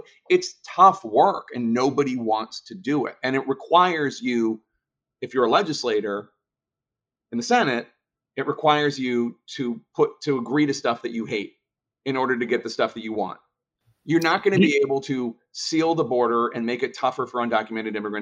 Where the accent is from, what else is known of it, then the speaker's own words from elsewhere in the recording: Philadelphia, Pennsylvania, United States; in Philadelphia, my hometown